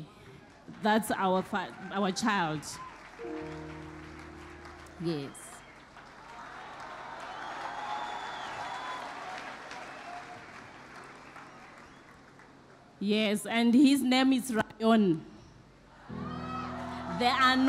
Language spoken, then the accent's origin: English; Zimbabwe; I'm from Zimbabwe